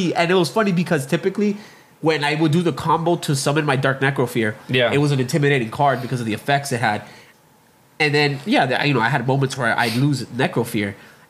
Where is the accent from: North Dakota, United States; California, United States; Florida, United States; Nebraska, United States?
Florida, United States; Hialeah; I remember me and my brother, we were both born and raised in Hialeah, right? Miami.